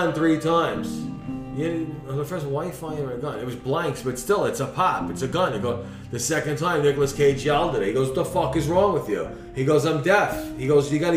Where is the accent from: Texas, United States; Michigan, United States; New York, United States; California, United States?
New York, United States; New York City; I'm from Brooklyn